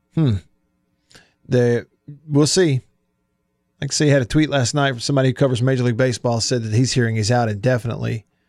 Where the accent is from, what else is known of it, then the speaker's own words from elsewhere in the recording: Tupelo, Mississippi, United States; my hometown of Tupelo